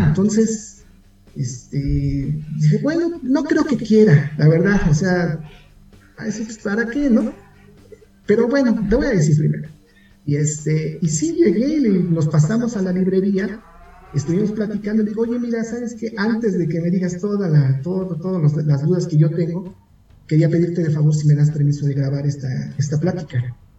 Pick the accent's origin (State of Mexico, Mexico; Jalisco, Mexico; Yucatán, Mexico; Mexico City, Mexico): Mexico City, Mexico; Aunque mis padres son del Estado de México, son de un pueblo que se llama eh, Joquicingo, en el Estado de México. Yo nací aquí en la Ciudad de México